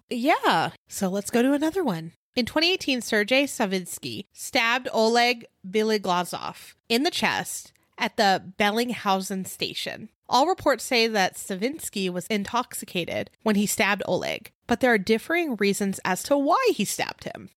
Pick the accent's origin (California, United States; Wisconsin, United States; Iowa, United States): California, United States; Simi Valley; moved away; my hometown in Simi Valley